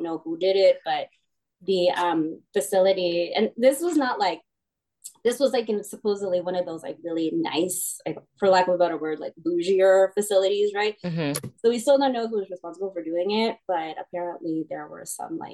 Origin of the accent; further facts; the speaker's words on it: Hercules, California, United States; moved away as an adult; also born or lived in Las Vegas, Nevada / Daly City, California; now in Antelope, United States; born and raised in the Bay, lived in Hercules.